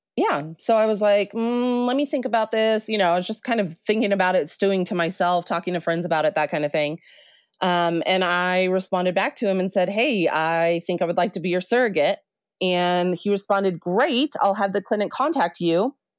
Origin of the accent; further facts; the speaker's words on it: New Mexico, United States; moved away as an adult; also born or lived in Colorado; I grew up in New Mexico